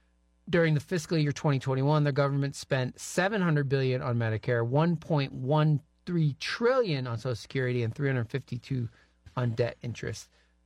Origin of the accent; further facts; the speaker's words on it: New England, United States; I remember growing up in New England, I thought everybody in the rest of the country must be doofuses